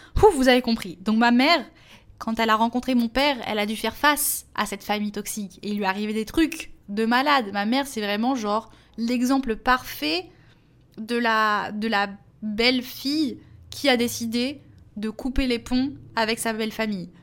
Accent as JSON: {"language": "French", "country": "Portugal", "said": "en tant que portugaise"}